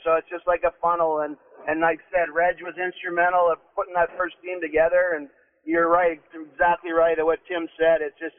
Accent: Langenburg, Saskatchewan, Canada; You know, I came from Langeberg, which is a great community

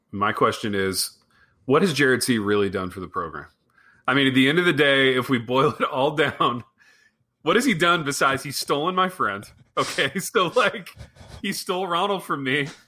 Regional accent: Midwest, United States; so growing up in the Midwest, growing up in a small town

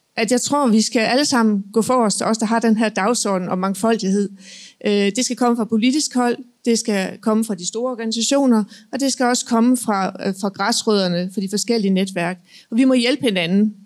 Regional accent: Jutland, Denmark; jeg kommer fra Jylland

